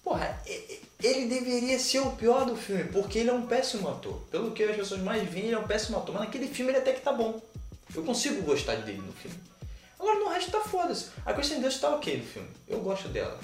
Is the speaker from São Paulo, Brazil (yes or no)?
no; Rio de Janeiro, Brazil; eu sou carioca